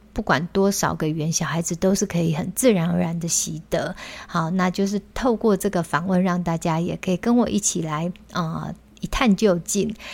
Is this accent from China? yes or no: no; Taiwan; first language Chinese; 现在在台湾，当然我们的母语是中文嘛，那我们又会在学校学习英语